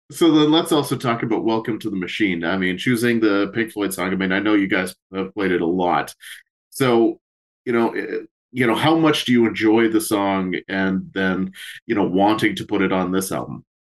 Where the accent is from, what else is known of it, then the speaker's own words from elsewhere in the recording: Canada; We being Canadian ourselves